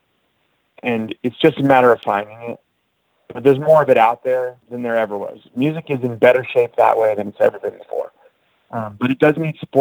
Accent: Bay Area, California, United States; now in New York City, United States; I grew up living there

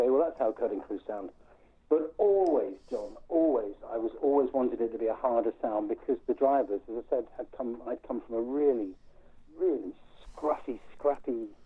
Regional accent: England, United Kingdom; now in Hastings, United Kingdom; I was born in the 50s, wasn't I? I'm an Englishman born in the 50s.

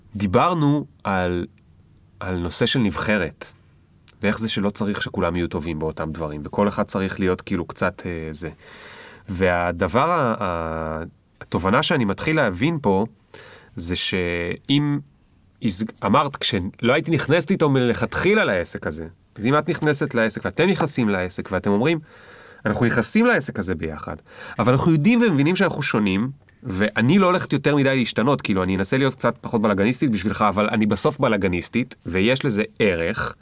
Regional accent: the Krayot, Haifa District, Israel; גדלתי בקריות, טיפסתי על עצים כל היום

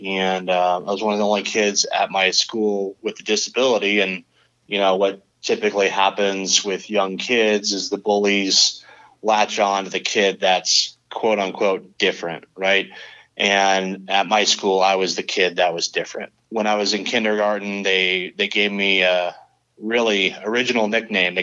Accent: San Clemente, California, United States; I grew up in Southern California, a little beach town called San Clemente

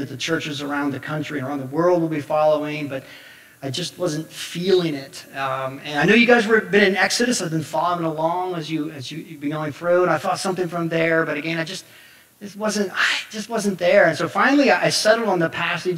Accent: Somerset, Pennsylvania, United States; I come from Somerset, Pennsylvania

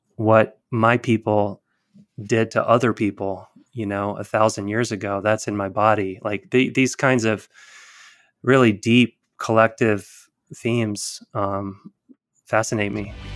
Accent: Tuscaloosa, Alabama, United States; I was born in Tuscaloosa.

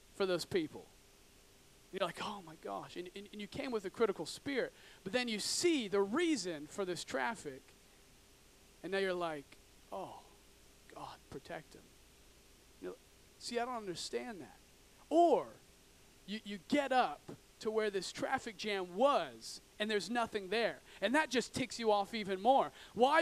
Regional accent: Oregon, United States; I grew up in Oregon, in, in the backwoods of Oregon

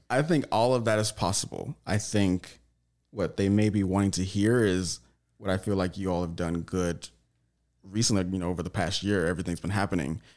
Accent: Tyler, Texas, United States; now in Los Angeles, United States; I'm from Tyler, Texas

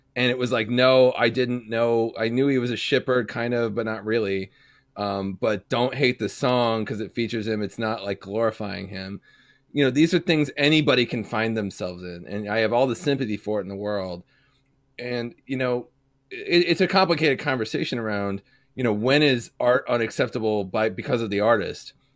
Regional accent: Kansas City, Missouri, United States; I grew up personally in Platte County, Missouri.

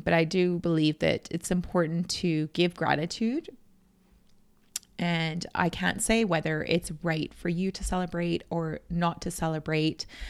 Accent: Canada; I've always grown up with, um, in my hometown, I always had Indigenous friends.

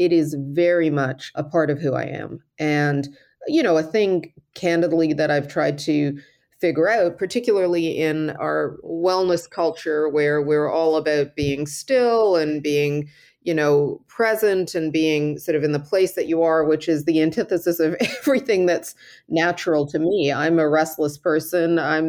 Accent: Cairo, Cairo Governorate, Egypt; born there; moved away; my history, which is in the Middle East, I was born in Cairo, although I only lived there for a brief period of time, equally shaped me.

